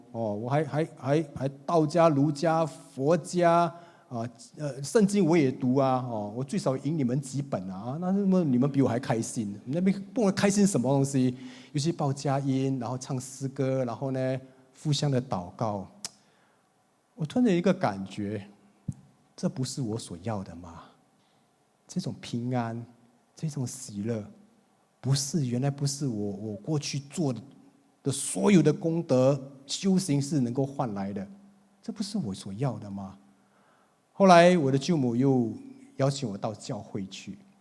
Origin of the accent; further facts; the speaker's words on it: Singapore; 新加坡一个地方叫东海岸啊，很漂亮的一个海， 海边， 哦， 那也是我长大的地方